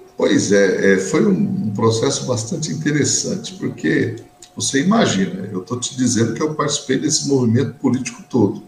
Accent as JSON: {"language": "Portuguese", "town": "Suzano", "region": "São Paulo", "country": "Brazil", "tie": "born or raised there", "said": "eu nasci em Suzano"}